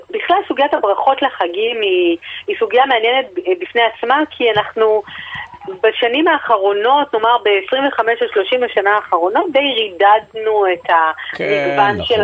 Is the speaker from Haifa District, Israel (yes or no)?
no; Tel Aviv, Tel Aviv District, Israel; אנחנו כולנו תל אביבים, רחמנא ליצלן, או